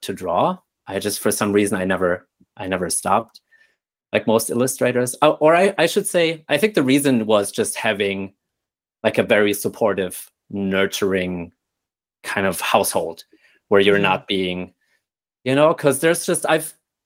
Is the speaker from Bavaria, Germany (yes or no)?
yes; Nuremberg, Bavaria, Germany; moved away; I was born and raised in Nuremberg, Germany, which is this beautiful medieval city down south in the state of Bavaria